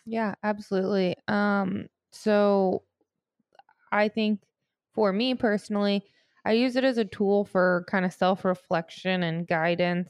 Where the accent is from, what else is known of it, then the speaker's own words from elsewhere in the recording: St. Louis, Missouri, United States; I'm from Saint Louis